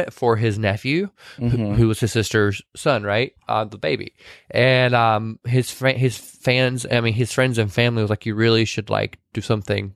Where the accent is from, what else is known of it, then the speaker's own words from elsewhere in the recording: the South, United States; accent: Southern; moved away; growing up in the South, even though I didn't grow up in that type of a small town. I literally grew up on a farm